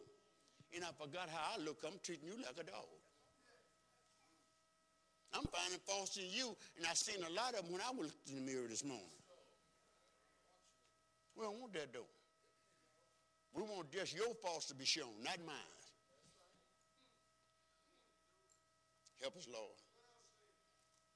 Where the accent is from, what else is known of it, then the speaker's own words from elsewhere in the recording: United States; I grew up right here on Clinton Street.